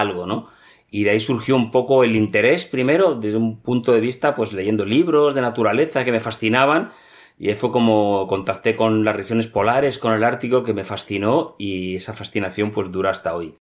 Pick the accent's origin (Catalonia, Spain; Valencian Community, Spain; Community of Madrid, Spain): Community of Madrid, Spain; Madrid; moved away as an adult; also born or lived in Greenland / Reykjavik; Yo nací en Madrid, en una familia totalmente urbana. Eh, mi infancia fue en un piso en Madrid